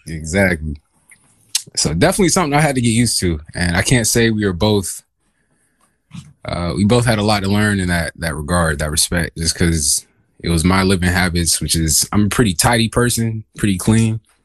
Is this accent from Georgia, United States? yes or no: yes; Augusta, Georgia, United States; also born or lived in Dahlonega, Georgia; I'm originally from Augusta, Georgia